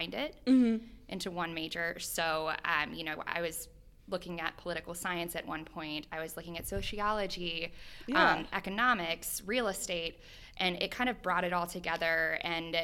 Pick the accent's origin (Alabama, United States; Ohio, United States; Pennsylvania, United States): Ohio, United States; St. Bernard; also born or lived in Cincinnati, Ohio / Columbus, Ohio; I was born and raised in St. Bernard